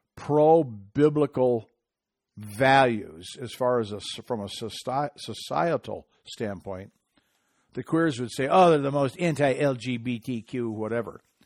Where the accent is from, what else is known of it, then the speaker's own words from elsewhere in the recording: Michigan, United States; in my home state of Michigan